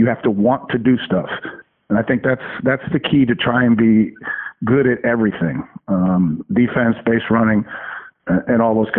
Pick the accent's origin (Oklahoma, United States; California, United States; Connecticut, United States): Connecticut, United States; Well, yeah. I mean, I'm from Connecticut, and then I come and I go to the Astrodome.